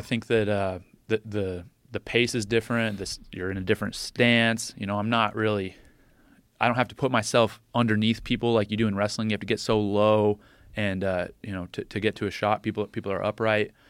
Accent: State College, Pennsylvania, United States; my hometown in State College

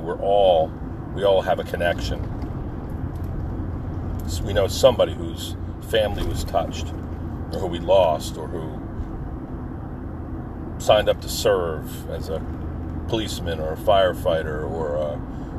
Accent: New Jersey, United States; I'm from New Jersey

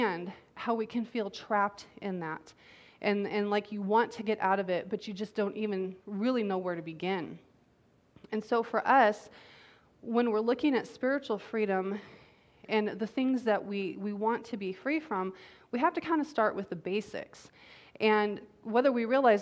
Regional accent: United States; as American citizens

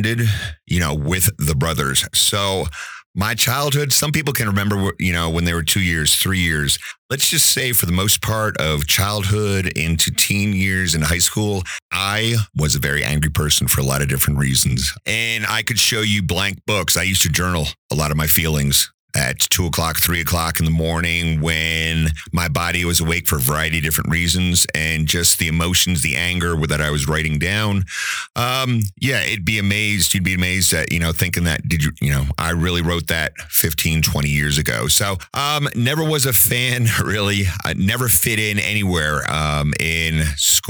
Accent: New Jersey, United States; moved away as an adult; also born or lived in Outer Banks, North Carolina; now in Woodland Park, United States; Pretty much started off, lived in New Jersey for 30 years

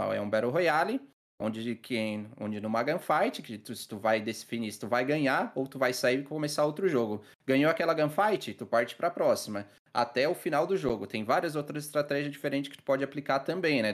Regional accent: Criciúma, Santa Catarina, Brazil; now in Içara, Brazil; atualmente eu moro na cidade do Mel, na Santa Catarina, na Içara. Mas eu, eu sou de Criciúma

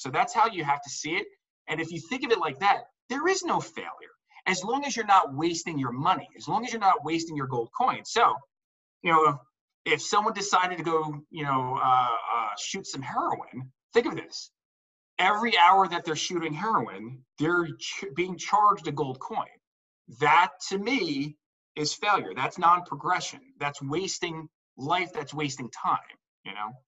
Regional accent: New Jersey, United States; I'm from New Jersey

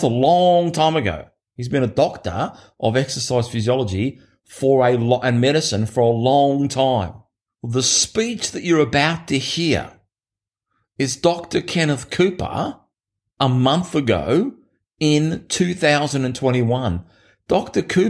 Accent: Australia; my hometown that I grew up in here in Australia, which only had about 4,000 people

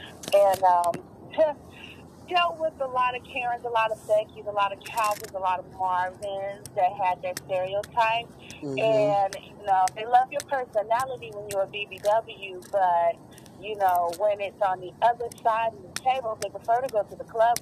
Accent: Richmond, California, United States; from Richmond, California, original Bay Area, Yay Area

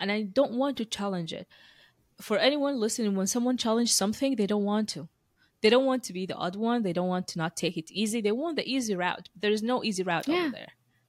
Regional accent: Moscow, Russia; born there; like I was born in Moscow and you were born in US, right?

